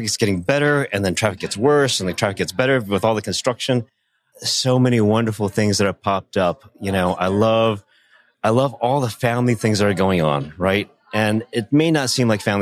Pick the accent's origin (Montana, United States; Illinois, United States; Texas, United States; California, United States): Illinois, United States; Chicago; moved away as an adult; also born or lived in San Francisco; now in Northwest Arkansas, United States; I was born and raised in Chicago